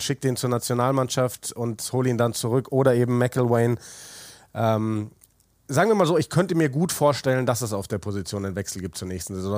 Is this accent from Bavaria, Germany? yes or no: yes; Munich, Bavaria, Germany; Christoph und ich sind in derselben Straße aufgewachsen in München